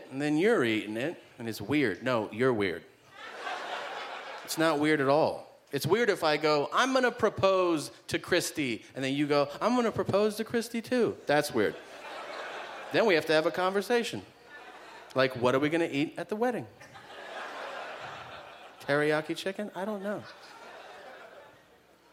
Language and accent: English; United States; being an American in Canada